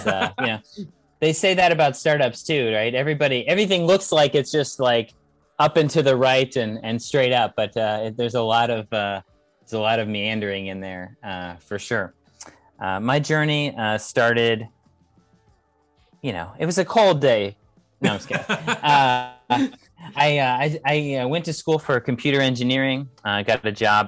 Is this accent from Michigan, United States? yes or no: no; California, United States; I'm from California in the United States